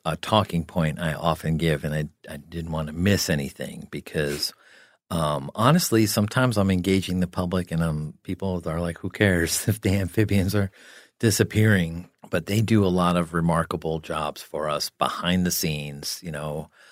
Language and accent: English; New Jersey, United States; I grew up in New Jersey